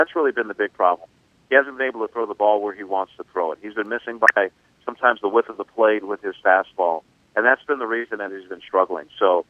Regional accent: New York City, New York, United States; moved away; also born or lived in Kansas City; I grew up in New York City

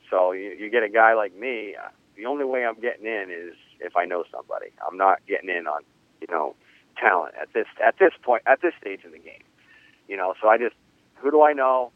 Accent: 50 miles north of Boston, New England, United States; I'm from New England, um, right, 50 miles north of Boston.

